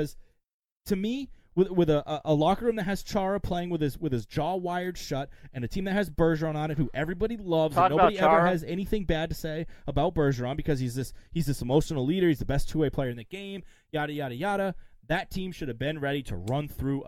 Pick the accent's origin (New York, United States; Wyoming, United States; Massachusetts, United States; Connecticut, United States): Massachusetts, United States; Boston area; We're not from Boston, but from the area